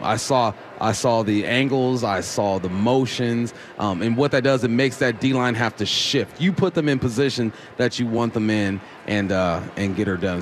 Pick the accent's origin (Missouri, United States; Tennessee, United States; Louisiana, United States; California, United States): California, United States; Los Angeles; I grew up in Los Angeles.